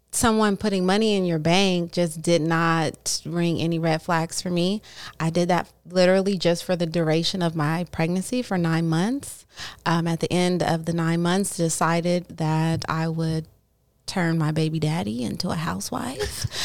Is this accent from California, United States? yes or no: yes; Oakland, California, United States; also born or lived in Hayward, California / Los Angeles, California; Born and raised in Oakland